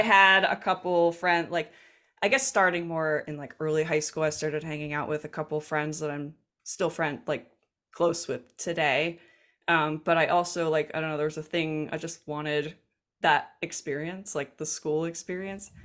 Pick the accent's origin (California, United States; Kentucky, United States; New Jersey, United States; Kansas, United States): New Jersey, United States; accent: Jersey; I grew up in South Jersey